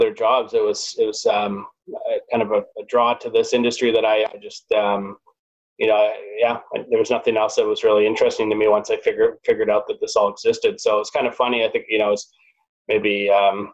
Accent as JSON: {"language": "English", "town": "Vancouver", "region": "British Columbia", "country": "Canada", "tie": "born or raised there", "said": "being born and raised in Vancouver"}